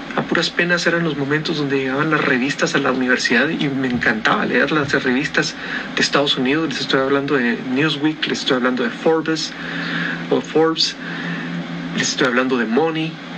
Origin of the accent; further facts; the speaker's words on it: Guatemala; estoy en Guatemala, Centroamérica